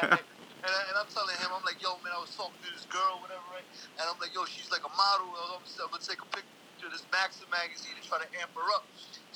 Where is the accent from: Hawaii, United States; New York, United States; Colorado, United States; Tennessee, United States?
New York, United States; New York City; I grew up in the Lower East Side, Manhattan.